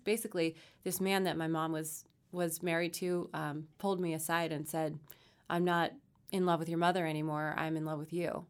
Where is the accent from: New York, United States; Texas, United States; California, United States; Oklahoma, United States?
California, United States; Victorville; I Grew up in Southern California, out in the high desert. So, Victorville, not the nicest part of the world